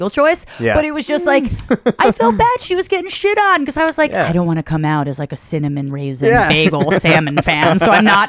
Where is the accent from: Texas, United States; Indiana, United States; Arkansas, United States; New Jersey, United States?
New Jersey, United States; a suburb of; moved away as an adult; now in New York City, United States; I grew up in the Northeast. I'm from a suburb of New Jersey, like super close, 12 miles from here.